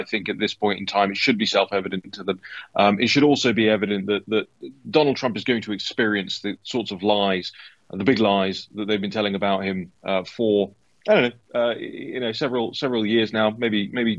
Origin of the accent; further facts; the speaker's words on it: United Kingdom; I'm from the United Kingdom